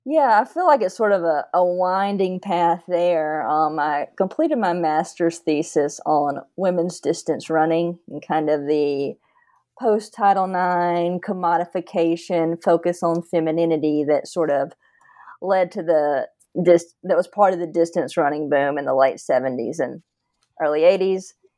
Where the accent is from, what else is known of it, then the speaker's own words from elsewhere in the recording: Northeast Georgia, United States; moved away; also born or lived in Sewanee, Tennessee / Coral Gables, Florida / Tennessee; I grew up in Northeast Georgia